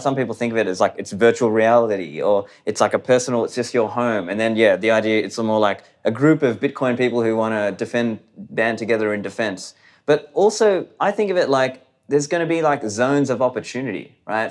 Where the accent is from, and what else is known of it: Australia; born or raised there; also born or lived in Sri Lanka